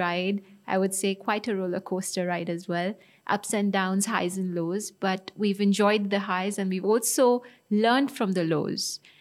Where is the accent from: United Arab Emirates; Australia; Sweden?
United Arab Emirates; Dubai; I grew up in Dubai